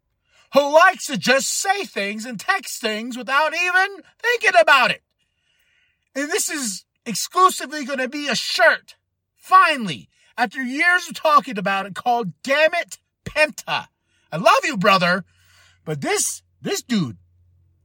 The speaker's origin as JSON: {"language": "English", "town": "Shiprock", "region": "New Mexico", "country": "United States", "tie": "born or raised there", "moved": "yes", "said": "recording in my hometown of Shiprock, New Mexico"}